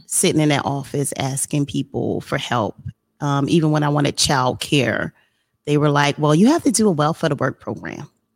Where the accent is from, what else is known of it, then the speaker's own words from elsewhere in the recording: Trenton, New Jersey, United States; moved away as an adult; now in South Carolina, United States; I'm from Trenton, New Jersey, which is a you know inner city area in New Jersey, and there was a lot going on. I grew up in the 80s and the 90s